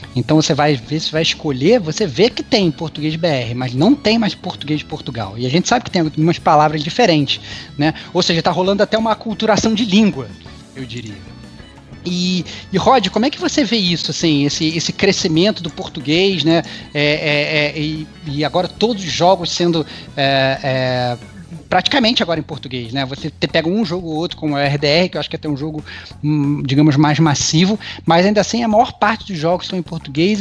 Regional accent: Rio de Janeiro, Brazil; accent: carioca; now in São Paulo, Brazil; Eu tô aqui em São Paulo e fica zoando meu sotaque carioca

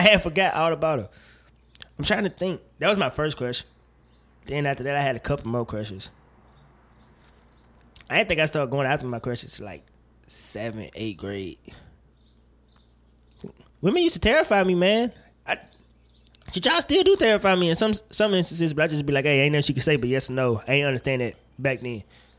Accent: Mississippi, United States; I know I'm from Mississippi, but that's not the way this works.

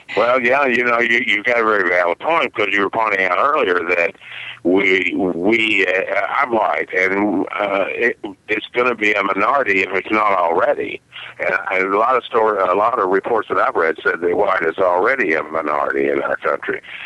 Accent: Wichita Falls, Texas, United States; accent: southern; moved away as an adult; now in Milwaukee, United States; when I lived in Texas, in in my hometown of Wichita Falls, which is in North Texas

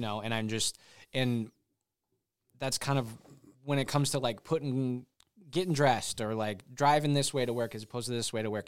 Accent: Michigan, United States; moved away as an adult; also born or lived in Nashville; I'm from Michigan, so I'm, I'm kind of in a home sort of nostalgic kind of mode in these last, uh, few months that I've been up here.

